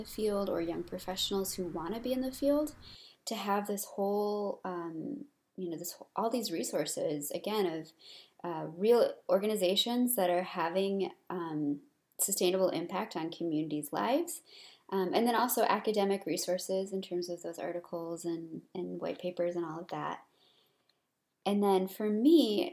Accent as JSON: {"language": "English", "country": "United States"}